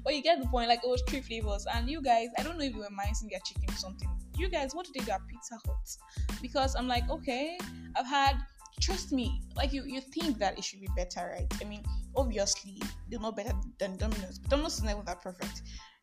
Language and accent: English; Nigeria; I am the Nigerian Christian …